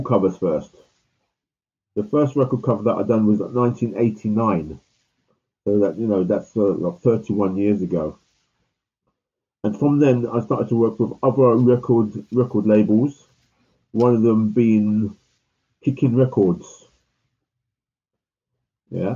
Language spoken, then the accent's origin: English; London, United Kingdom; I was born in 1960 in London, in Notting Hill Gate.